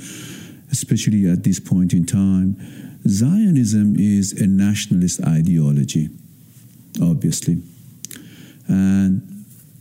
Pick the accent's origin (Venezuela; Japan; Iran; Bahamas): Iran; moved away; I was born in Iran, and I was born in a very political family